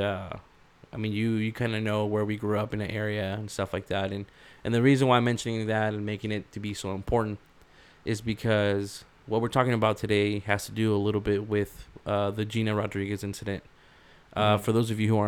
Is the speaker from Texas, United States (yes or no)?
no; Rialto, California, United States; we grew up in Rialto